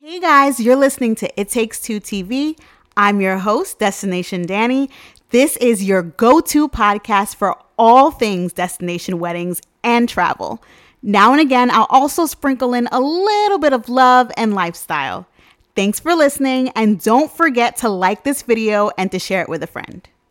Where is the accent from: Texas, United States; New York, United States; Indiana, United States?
New York, United States; New York City; I'm from Queens, N Y C, born and raised